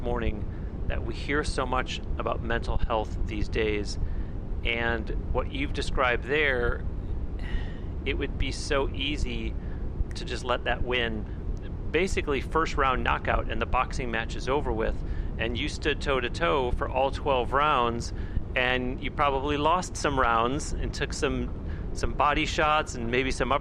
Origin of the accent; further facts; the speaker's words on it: Florida, United States; just like all of us Floridians